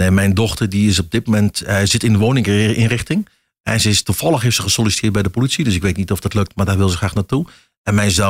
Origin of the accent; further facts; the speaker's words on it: Achterhoek, Gelderland, Netherlands; accent: Achterhoek; moved away; also born or lived in Raalte area; hoor het aan mijn accent. Ik ben echt achter, achterhoek wat dat betreft. En eh, ja, daar blijft, zit toch een soort roots.